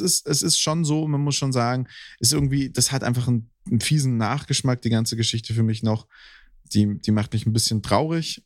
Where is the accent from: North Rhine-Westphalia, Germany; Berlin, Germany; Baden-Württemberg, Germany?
Baden-Württemberg, Germany; Hüfingen; moved away; Hüfingen ist im Schwarzwald bei mir, da wo ich aufgewachsen bin.